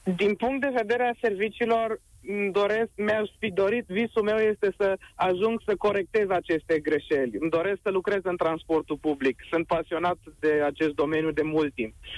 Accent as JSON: {"language": "Romanian", "town": "Piatra Neamț", "region": "Neamț County", "country": "Romania", "moved": "as an adult", "lives_now": "Cluj-Napoca, Romania", "said": "eu vă sunt din Piatra Neamț, sunt student la autovehicule rutiere la Cluj"}